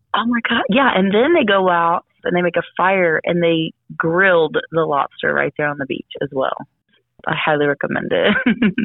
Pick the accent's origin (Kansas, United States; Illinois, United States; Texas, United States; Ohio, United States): Texas, United States; Galveston; I'm from Galveston